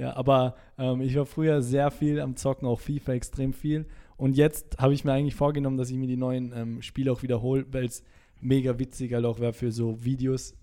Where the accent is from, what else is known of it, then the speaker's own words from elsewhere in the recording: Salzburg, Austria; moved away as an adult; now in Vienna, Austria; ich komme aus Salzburg Stadt